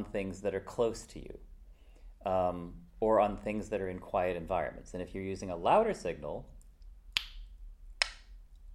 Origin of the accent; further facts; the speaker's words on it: United States; So I grew up in America